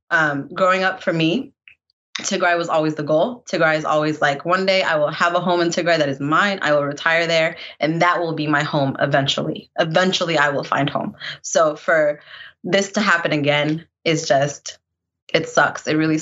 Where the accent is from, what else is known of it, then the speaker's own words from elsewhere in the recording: Sudan; moved away; I was born in Sudan, as well as my sister.